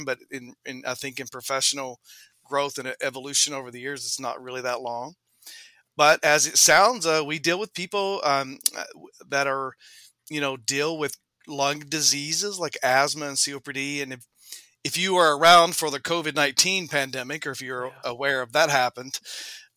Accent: Southeast Kentucky, United States; accent: Southern; moved away as an adult; also born or lived in Durham, North Carolina; now in Chicago, United States; I was born and raised in Southeast Kentucky, which is an area that we call Central Appalachia.

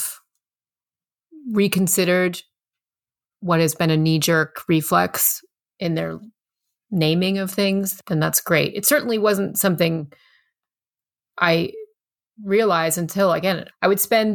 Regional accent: Lehigh Valley, Pennsylvania, United States; I grew up in the Lehigh Valley, Pennsylvania, which is only 90 some miles from New York City

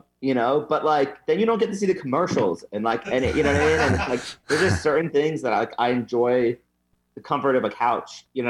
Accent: New York, United States; From New York.

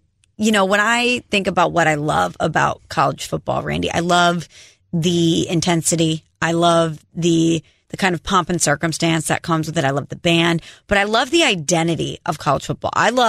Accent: St. Louis, Missouri, United States; I'm from St. Louis.

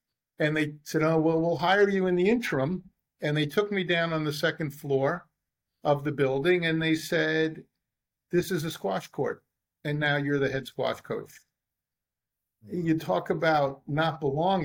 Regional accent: New York City, New York, United States; I was born in the Bronx

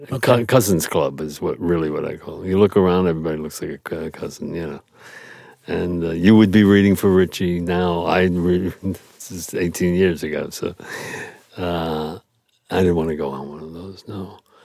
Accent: New York City, New York, United States; I grew up in Brooklyn

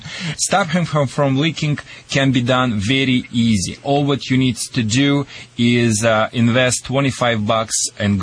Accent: Russia; accent: Russian; moved away; also born or lived in Michigan; my Russian accent

